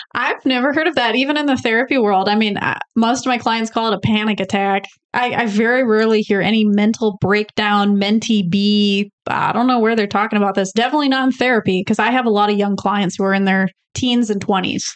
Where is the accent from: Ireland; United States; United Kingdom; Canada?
United States; Michigan; I'm from Michigan. We speak different